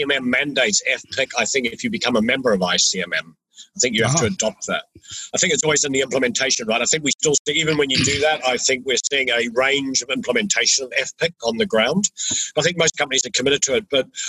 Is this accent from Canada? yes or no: no; New Zealand; moved away; I'm originally from New Zealand, and we New Zealanders